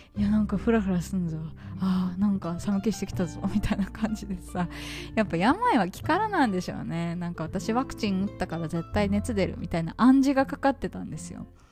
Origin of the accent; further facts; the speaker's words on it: Japan; now in Vietnam; 私が日本人